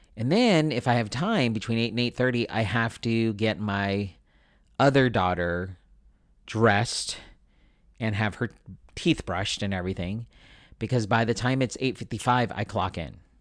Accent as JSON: {"language": "English", "country": "Philippines", "said": "being Filipino, I like to feed people"}